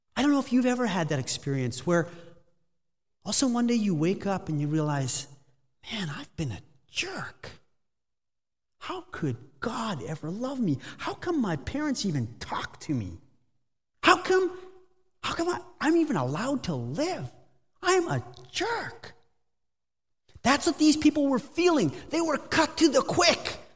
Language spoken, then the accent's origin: English; near Steinbach, Manitoba, Canada; moved away as an adult; also born or lived in Spain; now in Guelph, Canada; I'm originally from Manitoba, grew up in the Mennonite Mecca near Steinbach.